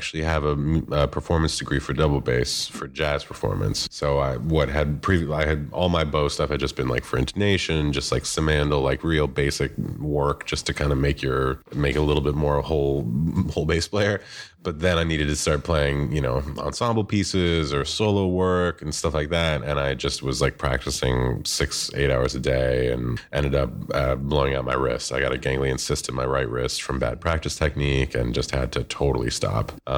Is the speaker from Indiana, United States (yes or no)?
yes; Bloomington, Indiana, United States; moved away as an adult; also born or lived in New York City; I'm from Bloomington, Indiana originally. I grew up and did my undergrad there.